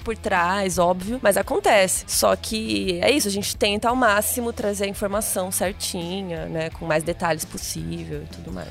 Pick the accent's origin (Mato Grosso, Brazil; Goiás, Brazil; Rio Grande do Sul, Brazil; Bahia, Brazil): Mato Grosso, Brazil; Cuiabá; sou de Cuiabá, minha família é goiana, mineira